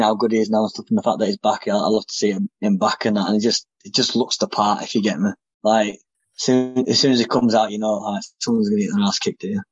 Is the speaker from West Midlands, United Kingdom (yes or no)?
no; Bradford, Yorkshire and the Humber, United Kingdom; in Bradford, my hometown.